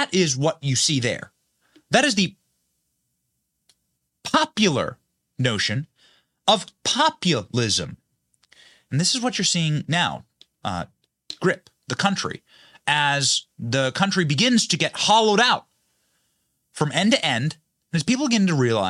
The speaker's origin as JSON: {"language": "English", "country": "United States", "said": "I'm an American"}